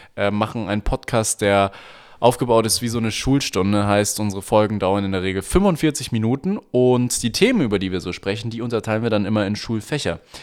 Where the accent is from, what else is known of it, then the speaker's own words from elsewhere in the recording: Germany; als Deutscher